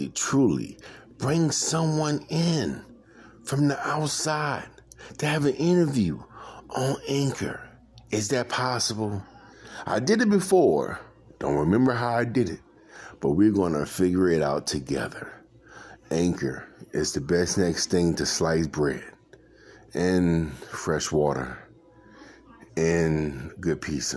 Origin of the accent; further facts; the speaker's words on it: New Orleans, Louisiana, United States; now in North Alabama, United States; I'm originally from New Orleans, the fast-paced city